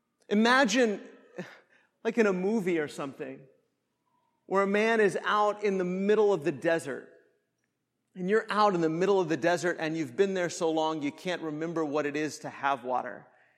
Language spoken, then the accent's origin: English; Kansas, United States; moved away; I grew up in Kansas. If you've never been to Kansas, it's probably the flattest place on the earth.